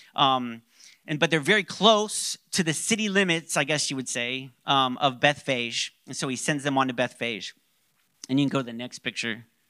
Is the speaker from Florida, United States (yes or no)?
yes; Orlando, Florida, United States; I grew up in Orlando